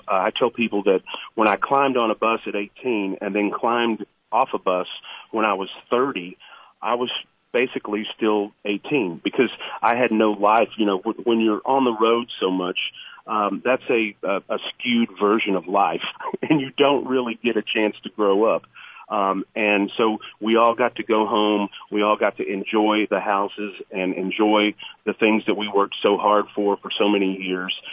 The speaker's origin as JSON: {"language": "English", "region": "Ohio", "country": "United States", "tie": "born or raised there", "said": "me and the original keyboard player Brady Seals, we grew up in the Ohio area"}